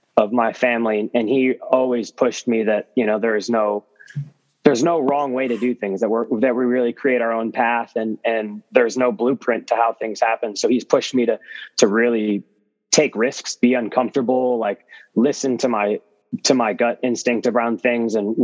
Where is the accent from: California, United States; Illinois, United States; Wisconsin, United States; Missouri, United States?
Illinois, United States; Chicago; also born or lived in New York City / Miami / Charlotte; now in Seattle, United States; growing up in Chicago